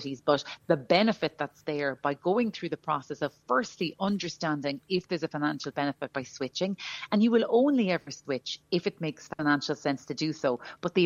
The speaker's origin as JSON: {"language": "English", "country": "Ireland", "said": "as Irish people"}